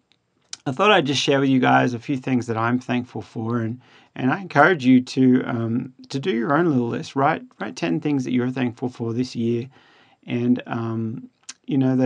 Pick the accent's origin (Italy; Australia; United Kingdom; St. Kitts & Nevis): Australia; now in United States; being an Australian